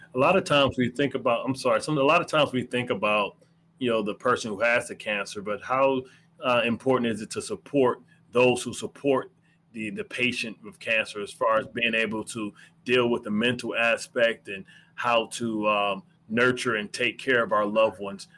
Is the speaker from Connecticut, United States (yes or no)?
no; Detroit, Michigan, United States; I'm from Detroit